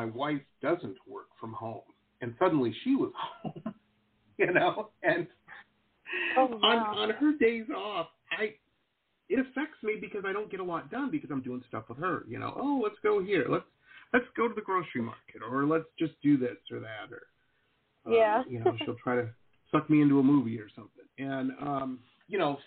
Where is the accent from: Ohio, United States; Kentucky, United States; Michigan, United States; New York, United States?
Michigan, United States; Detroit; now in South Florida, United States; I grew up in Detroit